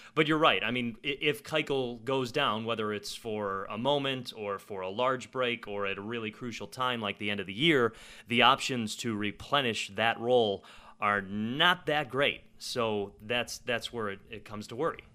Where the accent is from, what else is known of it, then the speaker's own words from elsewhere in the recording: Chicago, Illinois, United States; I grew up on the South Side